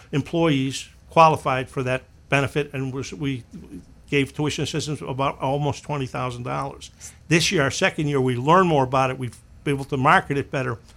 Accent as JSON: {"language": "English", "region": "Midwest", "country": "United States", "also_born_or_lived": "New Hampshire", "moved": "as an adult", "said": "I was from the Midwest, and I ended up going to school at the University of New Hampshire."}